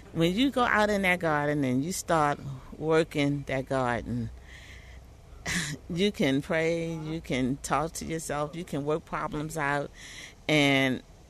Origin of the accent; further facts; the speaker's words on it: Virginia, United States; now in Baltimore, United States; I was born here, but I was raised in part in Virginia.